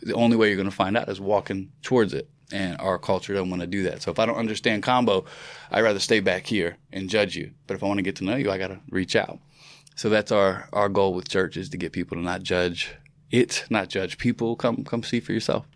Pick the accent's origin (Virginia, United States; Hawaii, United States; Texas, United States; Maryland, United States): Virginia, United States; I'm from Virginia